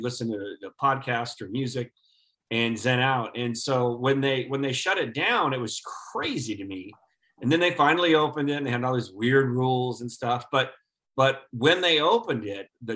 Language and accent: English; Midwest, United States; moved away as an adult; I grew up in the Midwest